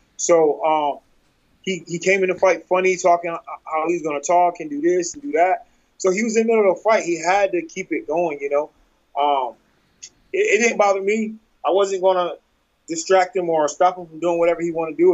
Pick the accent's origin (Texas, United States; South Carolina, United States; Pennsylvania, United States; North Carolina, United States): North Carolina, United States; I'm from North Carolina